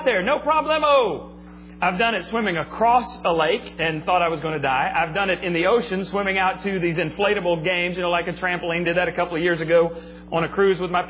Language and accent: English; Texas Panhandle, United States; I grew up in the Panhandle of Texas, where we got lots and lots of snow